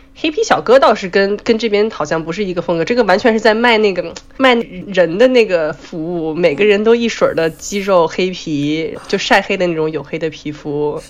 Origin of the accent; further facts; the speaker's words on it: Beijing, China; moved away as an adult; now in New York, United States; 我是来自北京，住在纽约，在美国九年的